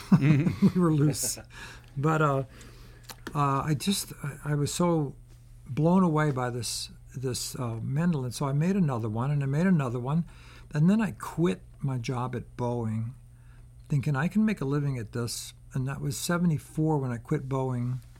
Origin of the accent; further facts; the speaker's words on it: Baltimore, Maryland, United States; moved away as an adult; also born or lived in San Francisco; I grew up in Baltimore.